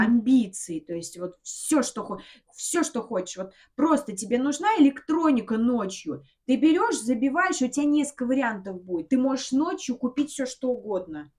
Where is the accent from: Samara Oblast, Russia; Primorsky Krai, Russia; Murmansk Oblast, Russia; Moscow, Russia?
Samara Oblast, Russia; Samara; я, блин, родилась в Самаре